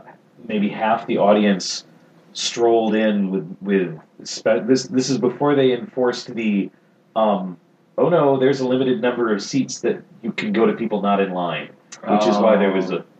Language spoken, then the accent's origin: English; San Diego, California, United States; moved away; I'm from San Diego originally